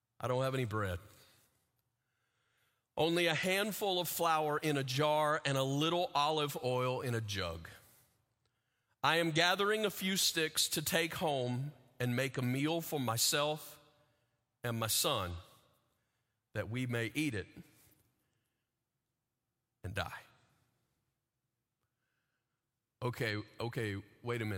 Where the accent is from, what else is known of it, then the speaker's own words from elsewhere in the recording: the South, United States; as a kid, I grew up in the South, in the middle of the center of what's called the Bible Belt